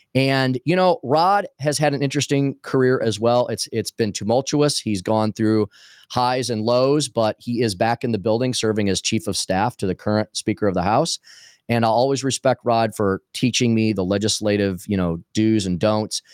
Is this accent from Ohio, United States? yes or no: no; Eureka, Missouri, United States; moved away as an adult; also born or lived in Minnesota / East Coast; That's my hometown. I'm a uh, am a Eureka guy